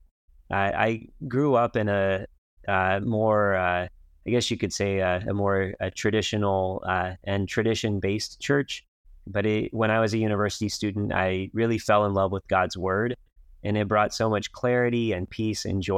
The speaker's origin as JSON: {"language": "English", "region": "Kansas", "country": "United States", "tie": "born or raised there", "also_born_or_lived": "China / Asia", "moved": "as an adult", "lives_now": "Chicago, United States", "said": "I'm from the Midwest. I grew up in Kansas, where I went to elementary school, high school, and university"}